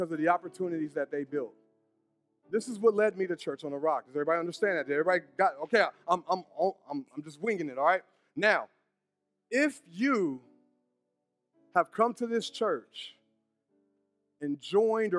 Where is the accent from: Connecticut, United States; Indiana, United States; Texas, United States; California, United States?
Indiana, United States; Brownsburg; I'm from Brownsburg.